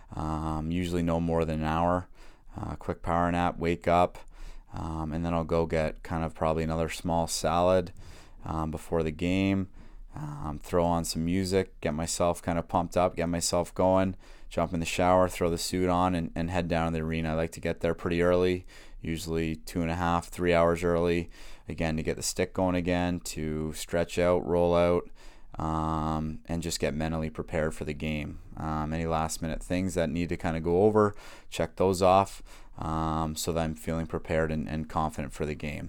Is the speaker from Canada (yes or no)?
yes; Whitby, Ontario, Canada; born or raised there